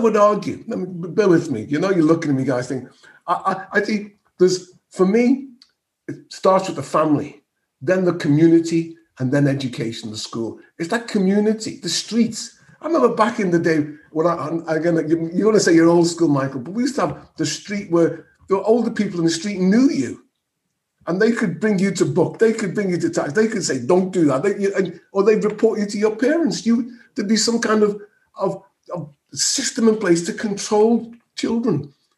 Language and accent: English; Birmingham, West Midlands, United Kingdom; accent: Birmingham; I'm the least intelligent, you know, in the same box as people from Birmingham, that's my Birmingham accent.